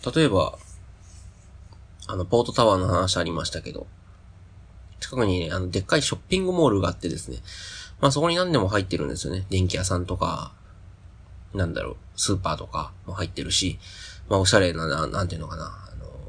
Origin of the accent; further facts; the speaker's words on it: Kyoto, Japan; moved away as an adult; now in Kobe, Japan; 僕、京都生まれで、京都育ちで、まあ、京都からこの度、神戸に引っ越してきたわけなんですけど